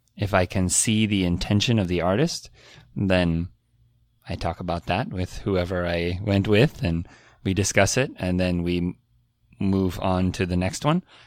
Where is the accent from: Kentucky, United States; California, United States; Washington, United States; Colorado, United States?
California, United States; Silicon Valley; There is a very big Iranian community in, uh, in California near where I grew up